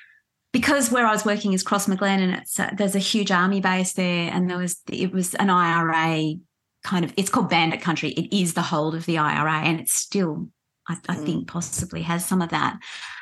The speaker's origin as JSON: {"language": "English", "country": "Australia", "said": "And I'd say, well, in the context in which you're asking me, I'm Australian."}